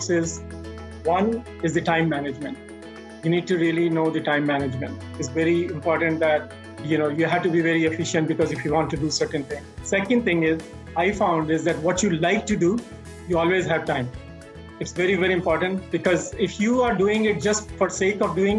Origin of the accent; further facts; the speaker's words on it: Delhi, India; moved away; I grew up in a business family in Delhi, in old Delhi, in Chandni Chowk, which is the heart of Delhi